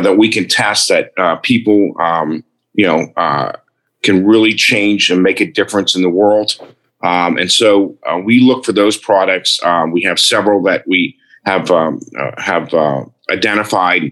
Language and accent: English; Nassau, New Providence, Bahamas; I was born and raised in Nassau, Bahamas.